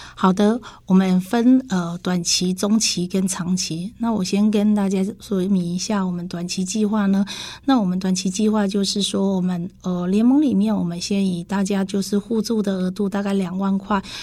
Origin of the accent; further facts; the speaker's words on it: Dongshi, Taichung, Taiwan; 我是来自东市的